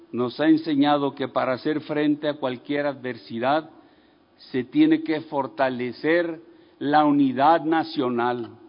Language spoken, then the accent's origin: Spanish; Mexico